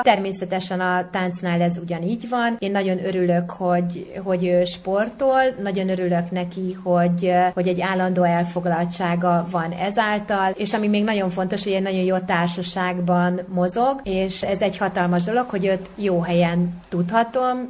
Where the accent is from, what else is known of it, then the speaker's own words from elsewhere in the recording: Ajka, Veszprém County, Hungary; Én egyébként Ajkán születtem